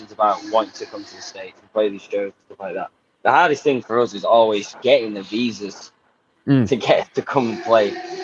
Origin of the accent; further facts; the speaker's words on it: England, United Kingdom; we're English